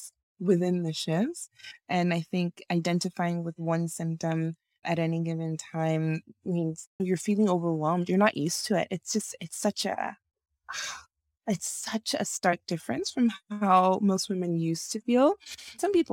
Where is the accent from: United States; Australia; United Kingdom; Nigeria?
Nigeria; moved away; I am originally from Nigeria. I was born in Nigeria and grew up in Nigeria for most of my teenage years